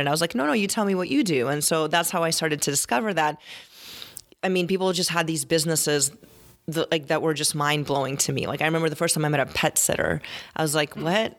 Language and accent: English; Tempe, Arizona, United States; I grew up in Tier and Tempe